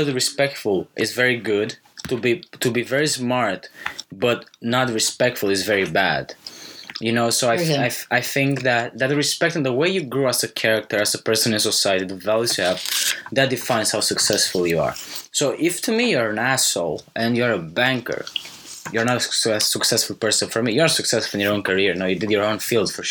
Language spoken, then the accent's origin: English; Romania; I grew up in Romania